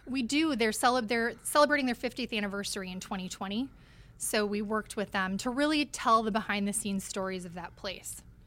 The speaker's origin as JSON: {"language": "English", "region": "Minnesota", "country": "United States", "tie": "born or raised there", "also_born_or_lived": "North Dakota", "said": "I was born in North Dakota, but I always lived in Minnesota"}